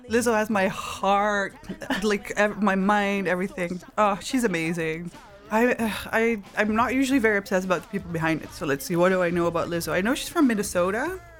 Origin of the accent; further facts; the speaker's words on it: Maastricht, Limburg, Netherlands; I grew up in Maastricht. It's the south of the Netherlands